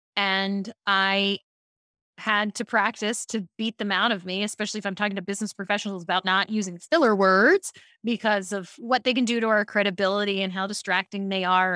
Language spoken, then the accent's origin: English; Baltimore, Maryland, United States; I grew up in Baltimore